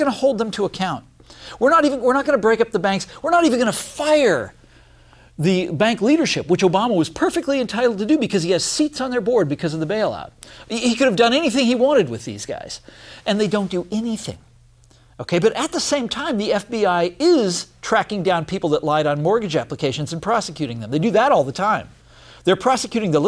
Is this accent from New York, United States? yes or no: no; Kansas, United States; I come from Kansas, grew up there.